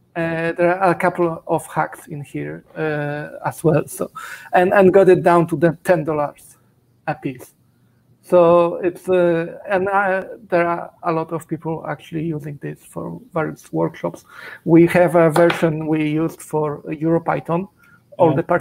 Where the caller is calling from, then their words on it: Zurich, Switzerland; I'm in Zurich, Switzerland.